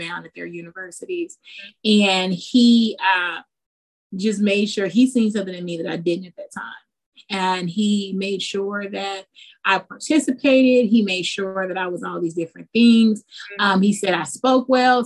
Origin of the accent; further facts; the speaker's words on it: Las Vegas, Nevada, United States; also born or lived in Jamaica; I'm originally from Jamaica. Right. Mm-hmm. And I moved to Vegas when I was fairly young